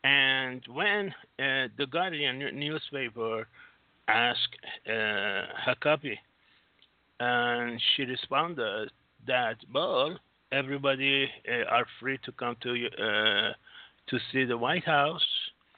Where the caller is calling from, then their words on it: Singapore; … from Singapore.